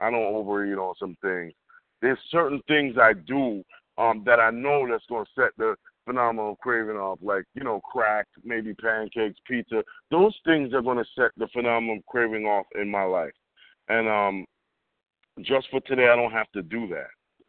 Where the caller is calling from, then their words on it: Englewood, United States; I'm calling from Englewood. That's what this is, Englewood.